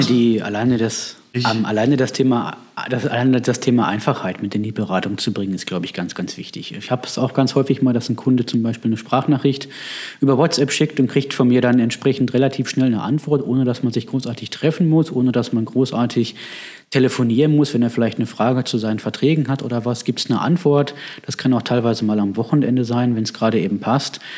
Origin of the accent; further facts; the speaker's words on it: Bochum, North Rhine-Westphalia, Germany; moved away as an adult; now in Herdecke, Germany; Ich komme gebürtig aus Bochum